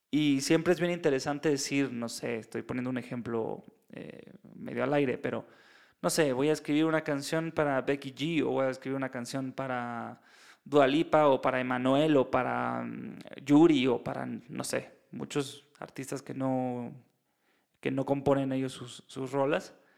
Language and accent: Spanish; Mexico; yo soy mexicano